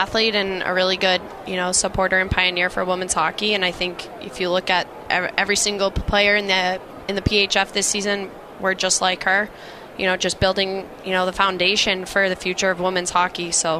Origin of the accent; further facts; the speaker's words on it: Acton, Massachusetts, United States; Yeah, so I grew up in Acton, Mass. Played, public hockey and club hockey, and then I ended up transferring to Noble and Greenough School out of Dedham, Mass.